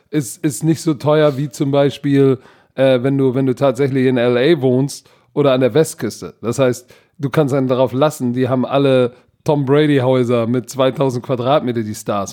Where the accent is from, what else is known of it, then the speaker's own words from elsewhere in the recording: Hamburg, Germany; ich als Hamburger